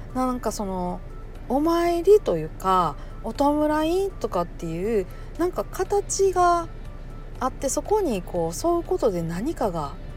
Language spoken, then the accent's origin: Japanese; Kansai, Japan; accent: Kansai-ben